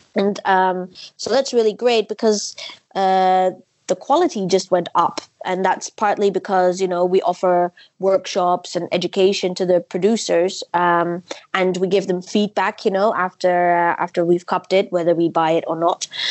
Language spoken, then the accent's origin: English; Netherlands; I'm from the Netherlands. I uh, currently live in Amsterdam